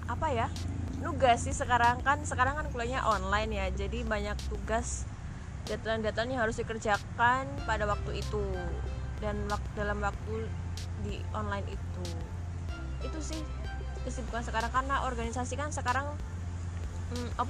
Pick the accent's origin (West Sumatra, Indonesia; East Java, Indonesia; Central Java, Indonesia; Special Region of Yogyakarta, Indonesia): Special Region of Yogyakarta, Indonesia; Bantul; Asalnya dari Bantul, asli Jogja.